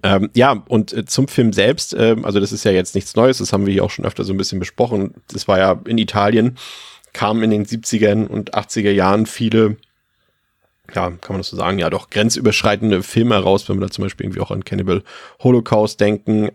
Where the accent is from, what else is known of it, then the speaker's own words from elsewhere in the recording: Mecklenburg-Vorpommern, Germany; bei uns in Mecklenburg-Vorpommern und auf dem Dorf